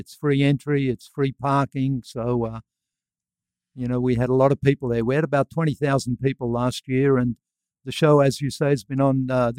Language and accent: English; Australia; now in United States; I'm actually from Australia.